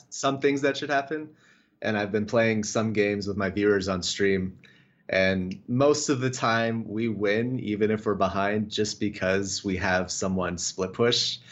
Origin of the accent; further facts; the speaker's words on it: Las Vegas, Nevada, United States; moved away; I'm actually from Vegas originally